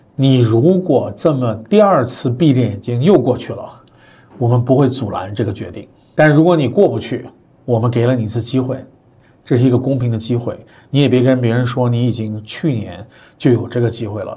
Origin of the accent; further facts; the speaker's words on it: China; moved away as an adult; also born or lived in New York, United States; 我说我是中国的留学生